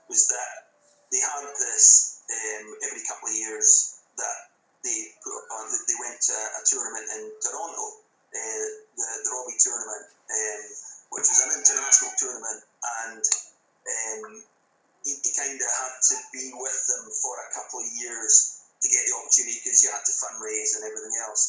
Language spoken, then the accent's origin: English; Inverness, Scotland, United Kingdom; I'm from Scotland